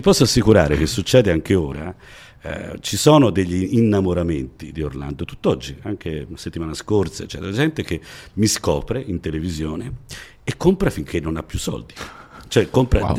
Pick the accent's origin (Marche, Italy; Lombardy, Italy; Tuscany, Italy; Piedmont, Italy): Tuscany, Italy; Florence; io ho avuto forse la fortuna di nascere a Firenze, già, già chi nasce a Firenze insomma ha una dizione eh, comprensibile un po' in tutta Italia